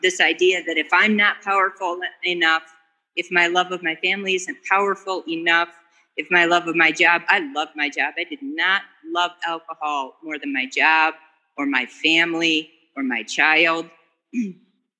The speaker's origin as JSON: {"language": "English", "town": "Dallas", "region": "Texas", "country": "United States", "moved": "yes", "lives_now": "Colorado, United States", "said": "I'm from Dallas, but I'm calling in from Colorado"}